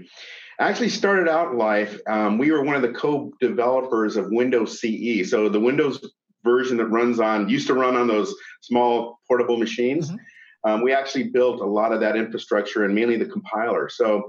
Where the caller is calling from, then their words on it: Bellevue, Washington, United States; I'm from Bellevue, Washington, just on the other side of the lake from Seattle.